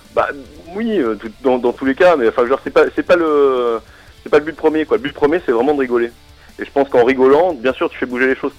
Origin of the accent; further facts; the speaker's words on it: Strasbourg, Grand Est, France; je suis Strasbourgeois